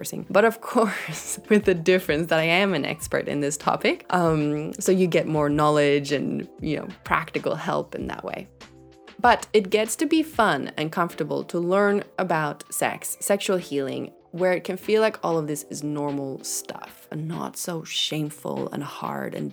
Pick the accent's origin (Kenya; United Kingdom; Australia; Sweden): Sweden; I'm from Sweden. I live in Sweden.